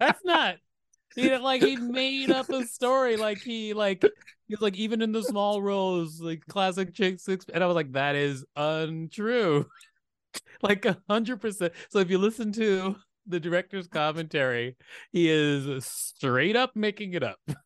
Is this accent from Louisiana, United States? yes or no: no; Huntsville, Alabama, United States; moved away; also born or lived in Gary, Indiana / Minneapolis, Minnesota / New York; Raised in Huntsville. I was born in Gary, Indiana